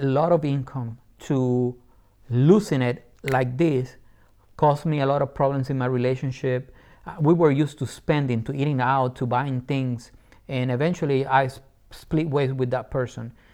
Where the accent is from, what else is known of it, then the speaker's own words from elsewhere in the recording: Puerto Rico; English is a second language; moved away as an adult; also born or lived in England; Born and raised in Puerto Rico, I love my island.